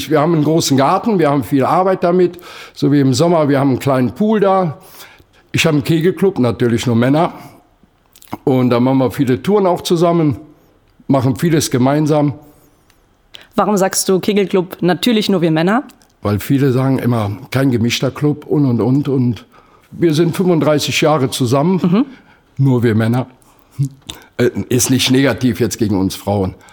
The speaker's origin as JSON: {"language": "German", "town": "Pulheim", "region": "North Rhine-Westphalia", "country": "Germany", "said": "Ich bin aus Pulheim, das ist die Nachbarstadt hier von Köln. Da habe ich die Jugend durchwacht."}